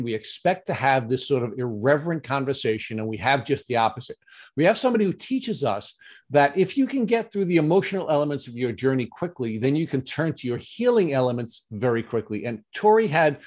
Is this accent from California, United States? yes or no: no; Long Island, New York, United States; we have fellow Long Islanders on because we do butcher the English language